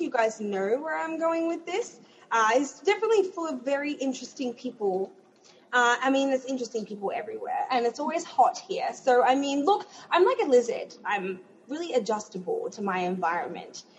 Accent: Melbourne, Victoria, Australia; moved away as an adult; now in Orlando, United States; I am from Melbourne, Australia. I was born and bred.

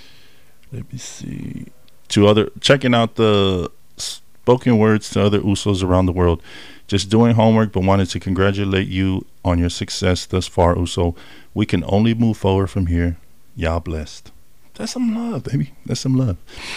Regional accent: California, United States; moved away; I was raised in Cali at the younger age too.

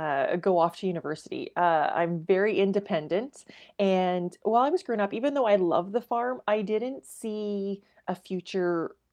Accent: Watrous, Saskatchewan, Canada; And I just loved growing up in Watrous.

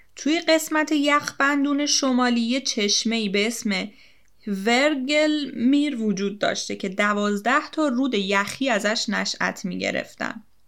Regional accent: Iran; سرزمین خودمون ایران وطنم

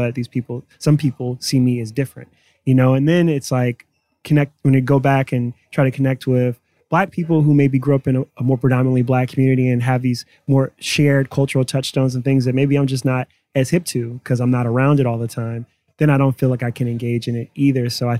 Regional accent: Cleveland, Ohio, United States; Yeah, I mean, Cleveland is an incredible city.

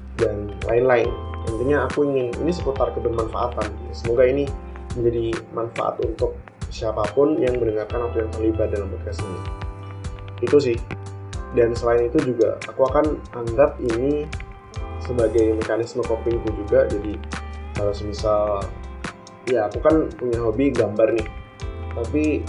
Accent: Tulungagung, East Java, Indonesia; moved away as an adult; aku asli dari Tulungagung dan besar juga di Tulungagung

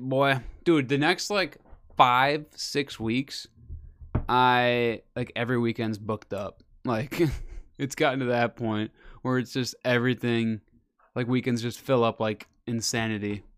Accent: Wisconsin, United States; we're from Wisconsin.

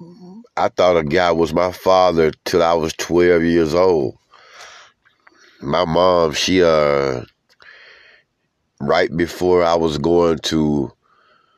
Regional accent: Georgia, United States; We're from Georgia, all throughout Georgia

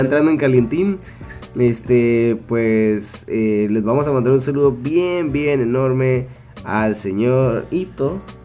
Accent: Mexico; soy, mexicanón mexicano, 100%

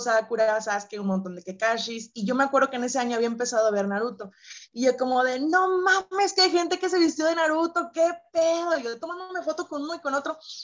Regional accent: San Luis Potosí, Mexico; Yo soy originaria de San Luis Potosí, mexicana

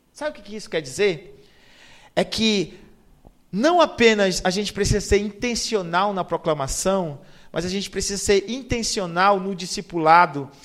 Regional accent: Castanhal, Pará, Brazil; moved away as an adult; now in Amazonas, Brazil; eu sou de Castanhal, que é a segunda melhor cidade do Brasil

